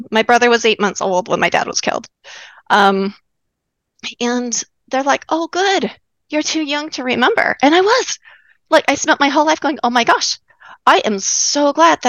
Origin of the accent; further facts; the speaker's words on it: Utah, United States; moved away as an adult; also born or lived in Bethesda, Maryland / Pearl Harbor, Hawaii; I'm from Utah originally.